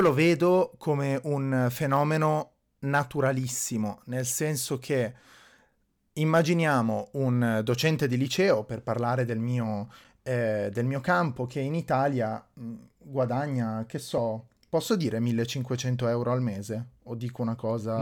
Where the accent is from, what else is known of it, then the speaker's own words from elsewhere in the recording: Ticino, Switzerland; io sono cresciuto in Ticino